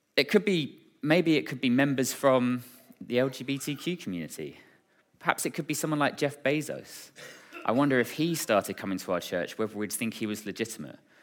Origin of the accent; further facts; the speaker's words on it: Braintree, East of England, United Kingdom; was born and raised in Braintree